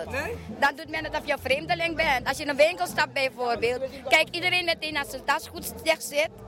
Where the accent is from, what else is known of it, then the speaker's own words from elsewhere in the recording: Suriname; now in Netherlands; Als je in die winkels gaat, ga jij als een Nederlander, ik als een Surinaamse, ga je de verschil zien.